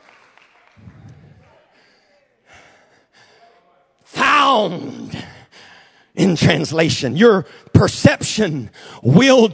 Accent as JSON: {"language": "English", "town": "Jennings", "region": "Louisiana", "country": "United States", "tie": "born or raised there", "also_born_or_lived": "Texas", "said": "I was born in Texas, actually, but was raised in Jennings, Louisiana, and lived almost all of my life in Jennings"}